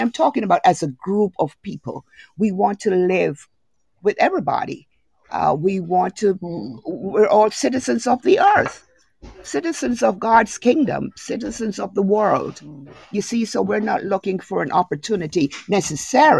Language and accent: English; Jamaica; moved away; I'm Jamaican.